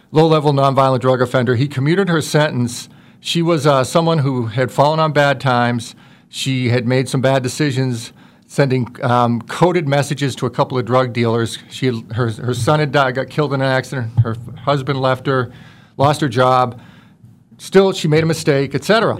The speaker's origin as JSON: {"language": "English", "town": "Worcester", "region": "Massachusetts", "country": "United States", "tie": "born or raised there", "moved": "yes", "said": "I grew up in Worcester, Massachusetts"}